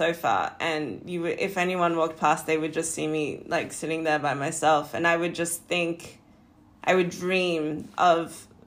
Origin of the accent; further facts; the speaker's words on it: Perth, Western Australia, Australia; now in Los Angeles, United States; I was born in Perth, Western Australia, a small little beach town city.